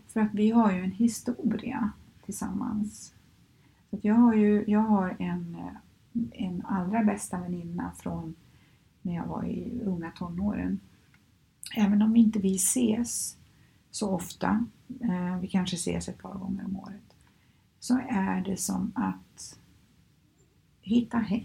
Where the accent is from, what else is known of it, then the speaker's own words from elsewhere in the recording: Skövde, Västra Götaland, Sweden; moved away as an adult; now in Stockholm, Sweden; Jag är ju uppvuxen i Skövde och flyttade hit 1989